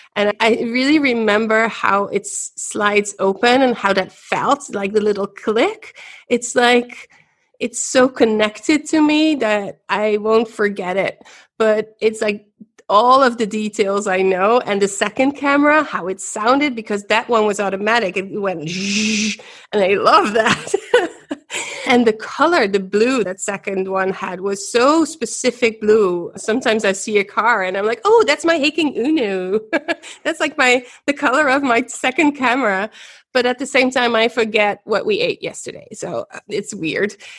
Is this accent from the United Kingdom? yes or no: no; Ghent, Flanders, Belgium; I was born in Ghent, in Belgium, daughter of a Belgian mother and a Dutch father.